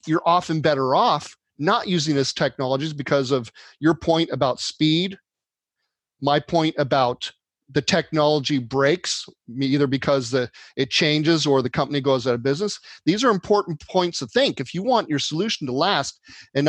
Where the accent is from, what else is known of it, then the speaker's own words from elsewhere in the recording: Northern California, United States; moved away as an adult; now in Southern California, United States; I grew up north near FileMaker headquarters, and I now live down south in California.